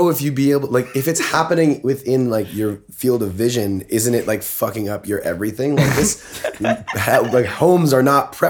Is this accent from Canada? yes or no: yes; Toronto, Ontario, Canada; I was born in Toronto.